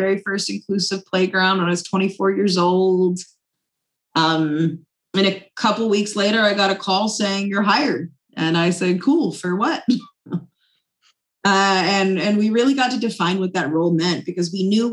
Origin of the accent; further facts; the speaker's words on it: Charlotte, North Carolina, United States; my hometown of Charlotte